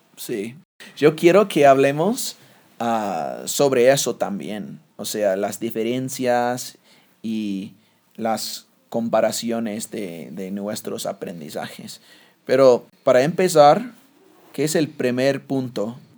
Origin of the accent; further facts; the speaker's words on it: United States; first language English; Spanish is a second language; moved away; Yo soy el gringo